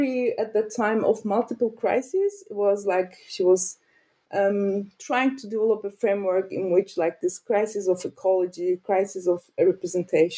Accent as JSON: {"language": "English", "country": "Turkey", "also_born_or_lived": "Ankara, Turkey / Lancaster, United Kingdom", "moved": "as an adult", "lives_now": "Berlin, Germany", "said": "I'm from Turkey, and I studied in Ankara"}